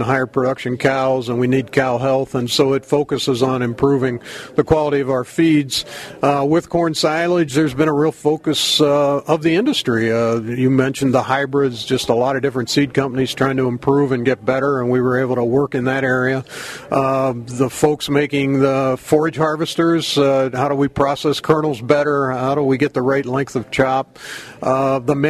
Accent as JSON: {"language": "English", "region": "Pennsylvania", "country": "United States", "tie": "born or raised there", "also_born_or_lived": "Maryland", "moved": "as an adult", "lives_now": "Wisconsin, United States", "said": "I grew up on the East Coast in Pennsylvania"}